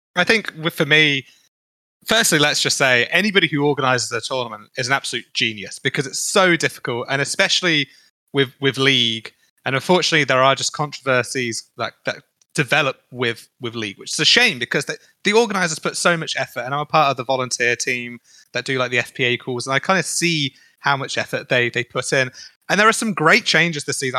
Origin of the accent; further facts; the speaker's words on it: United Kingdom; as a Brit